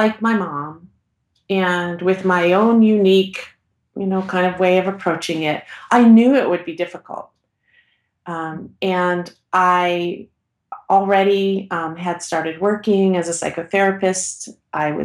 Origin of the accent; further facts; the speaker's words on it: Portland, Oregon, United States; I'm from Portland, Oregon